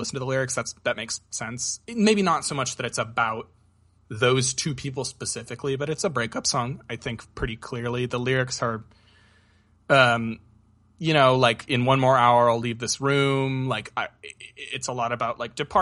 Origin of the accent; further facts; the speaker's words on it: Portland, Oregon, United States; I grew up in the Portland metro area